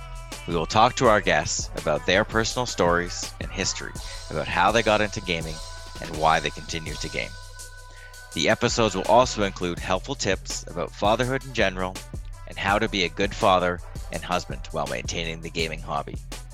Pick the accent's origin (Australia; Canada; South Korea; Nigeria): Canada; Toronto, Ontario; I am a father from Toronto, Canada.